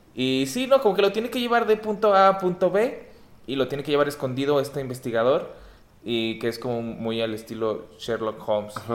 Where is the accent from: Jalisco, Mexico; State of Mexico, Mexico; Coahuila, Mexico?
Coahuila, Mexico; Torreón; moved away; yo crecí en Torreón